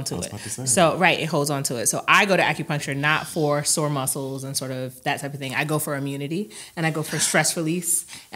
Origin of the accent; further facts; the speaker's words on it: Virginia, United States; now in Philadelphia, United States; I am from Virginia